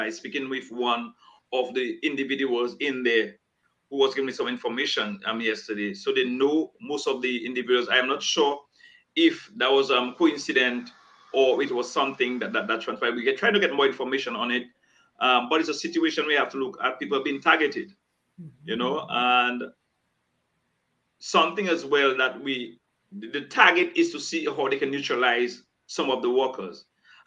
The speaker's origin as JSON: {"language": "English", "country": "Dominica", "said": "we are Dominicans"}